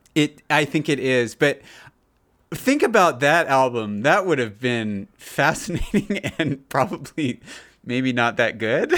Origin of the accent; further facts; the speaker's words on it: United States; growing up in America